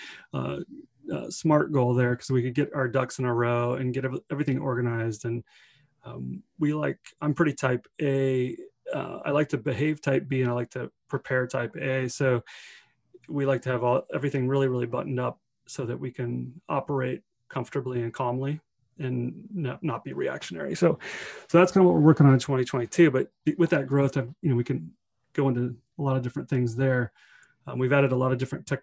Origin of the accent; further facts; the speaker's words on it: Redmond, Washington, United States; we went back to Redmond, which is my hometown